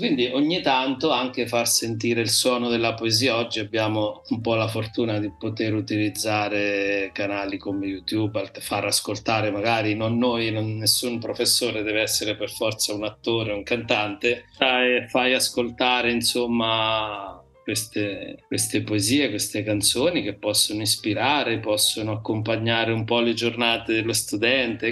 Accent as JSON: {"language": "Italian", "region": "Marche", "country": "Italy", "said": "nel mio dialetto mi piace si dice me gusta e eh, gallina gallina come in spagnolo perché da noi"}